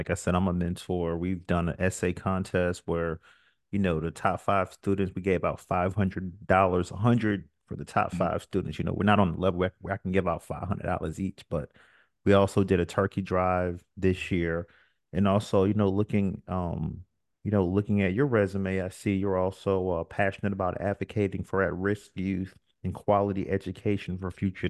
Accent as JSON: {"language": "English", "town": "Newport News", "region": "Virginia", "country": "United States", "also_born_or_lived": "Brooklyn", "said": "I'm from Newport News, Virginia. I've lived in Brooklyn, New York."}